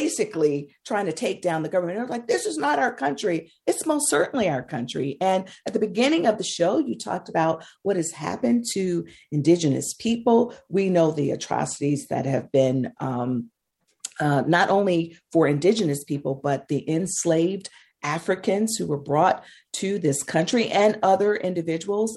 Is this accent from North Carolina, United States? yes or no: no; Mississippi, United States; I grew up in Mississippi